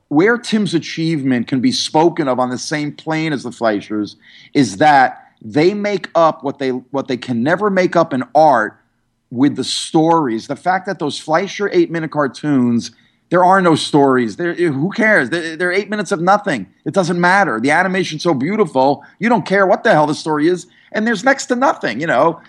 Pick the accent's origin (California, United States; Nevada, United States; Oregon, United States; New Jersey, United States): New Jersey, United States; New York area; I grew up in the New York area, New Jersey